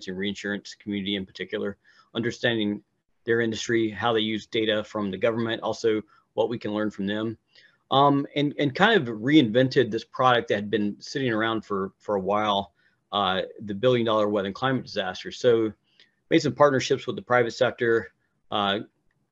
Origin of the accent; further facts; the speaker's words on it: Hickory, North Carolina, United States; I grew up in Hickory, North Carolina